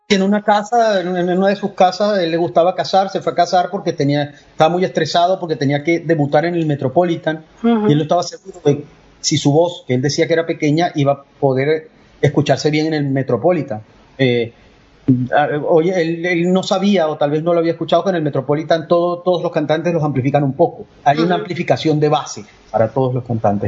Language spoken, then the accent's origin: Spanish; Valera, Trujillo, Venezuela; moved away as an adult; also born or lived in Caracas / Vienna / Spain; now in Miami, United States; yo soy andino. Yo nací en una ciudad que se llama Valera